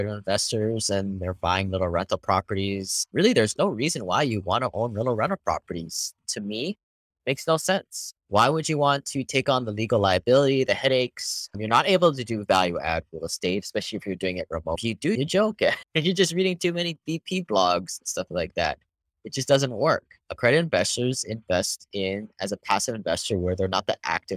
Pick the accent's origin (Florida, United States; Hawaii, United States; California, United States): Hawaii, United States; moved away; I grew up in Hawaii, became an engineer